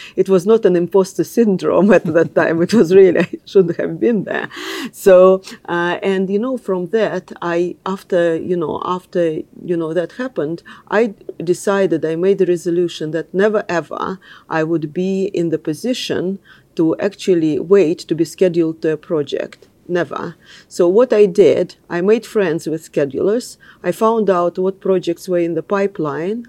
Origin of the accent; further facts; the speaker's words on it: Moscow, Russia; English is a second language; moved away as an adult; also born or lived in London; I grew up in Russia